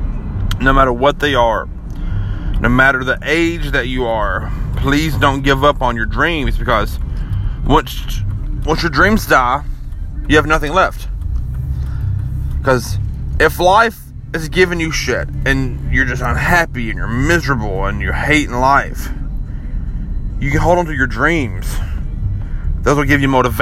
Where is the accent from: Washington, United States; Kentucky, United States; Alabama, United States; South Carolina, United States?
Kentucky, United States; my hometown here in Kentucky